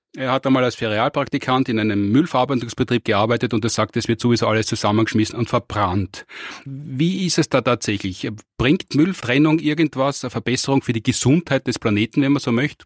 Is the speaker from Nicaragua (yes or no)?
no; Austria; bei uns in Österreich